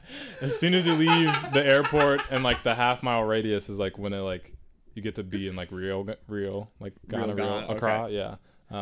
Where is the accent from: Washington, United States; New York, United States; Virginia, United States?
Virginia, United States; No, I'm from Virginia.